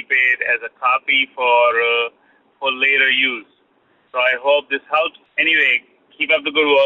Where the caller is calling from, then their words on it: Long Island, New York, United States; I'm calling from New York, Long Island.